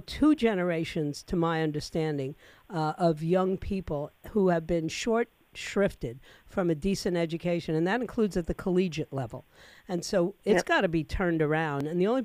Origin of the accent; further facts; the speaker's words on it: New York City, New York, United States; now in Florida, United States; I'm a former New Yorker. I was born and raised in New York City. And I grew up in a time where the public school education was superb